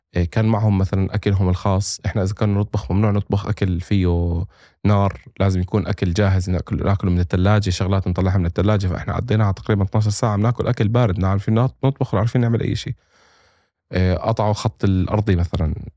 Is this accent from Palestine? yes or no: yes; Palestine; also born or lived in Jordan; انا فلسطيني اردني فلسطيني